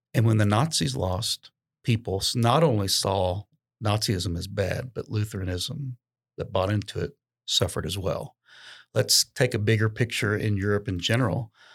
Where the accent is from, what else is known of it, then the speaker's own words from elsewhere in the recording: United States; we're definitely Americans